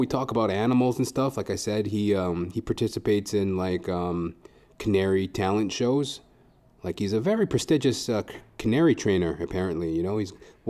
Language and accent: English; Trinidad & Tobago; So, like, we love animals and shit, you know. And we're both Trinidadian.